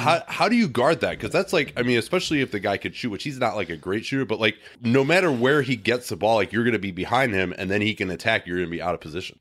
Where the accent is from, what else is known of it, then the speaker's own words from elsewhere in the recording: Chicago, Illinois, United States; I grew up in Chicago